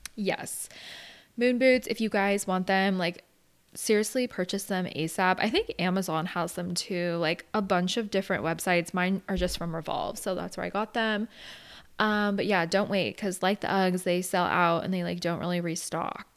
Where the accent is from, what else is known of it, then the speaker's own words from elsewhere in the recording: Arizona, United States; now in San Diego, United States; I grew up in Arizona, so I've never really been surrounded by the snow